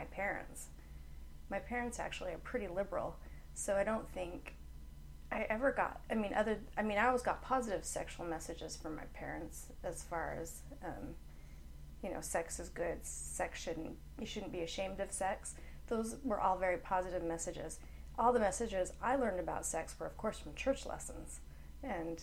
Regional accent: Provo, Utah, United States; moved away as an adult; also born or lived in Oklahoma; I was born and raised in Provo, Utah. Lived there until I was 20. Ooh, no, I was 21 when I moved to Oklahoma

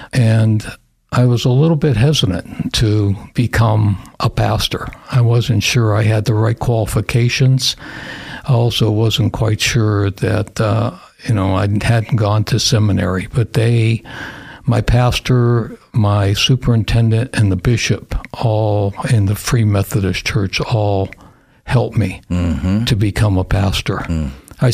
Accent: small town outside of Pittsburgh, Pennsylvania, United States; moved away as an adult; also born or lived in Germany; now in Idaho, United States; I grew up in Pennsylvania, small little town outside of Pittsburgh

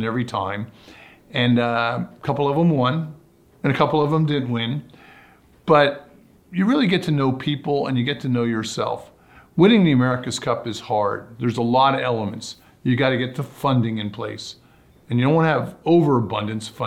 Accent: Barnegat Bay, New Jersey, United States; I grew up sailing in Barnicot Bay, New Jersey, in the Jersey Shore

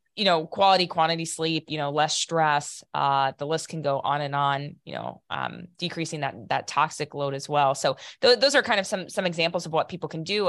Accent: Piqua, Ohio, United States; I'm from north of Dayton, Ohio, a really small town called Piqua.

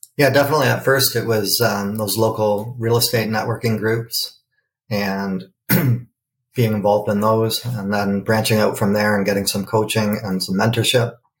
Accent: Canada; being Canadian

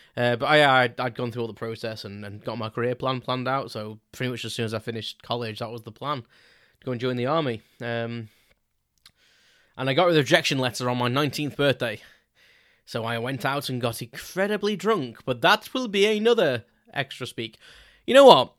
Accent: Crewe, North West England, United Kingdom; so I grew up in a town called Crewe in South Cheshire

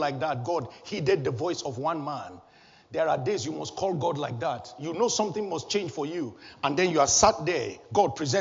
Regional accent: Nigeria; When I was a little boy, growing up in Nigeria, my home country

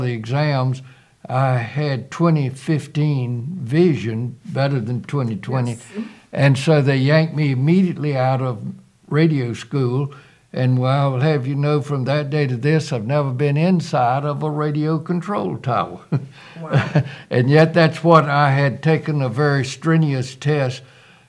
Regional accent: Rocky Mount, North Carolina, United States; moved away as an adult; now in Fayetteville, United States; I'm from Rocky Mount, North Carolina, and went to the public schools there, graduating from Rocky Mount Senior High School

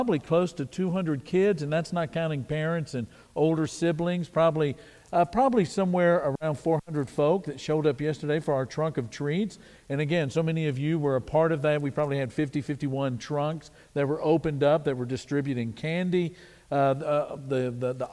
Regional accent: Wichita Falls, Texas, United States; I was born in Wichita Falls, Texas

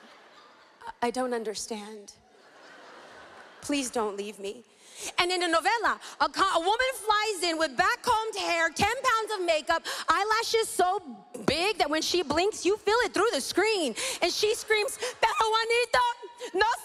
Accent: Los Angeles, California, United States; I'm from East

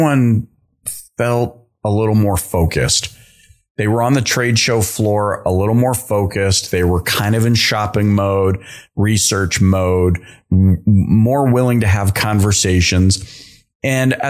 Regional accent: Dallas, Texas, United States; my hometown

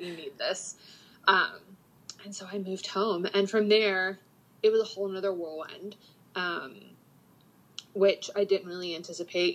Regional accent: Panama City, Florida, United States; moved away as an adult; also born or lived in Atlanta; I grew up in Panama City

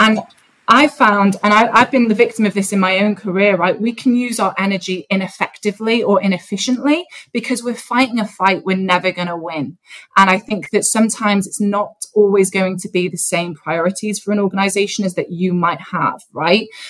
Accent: North Wales, United Kingdom; I grew up in a very conservative, white part of North Wales

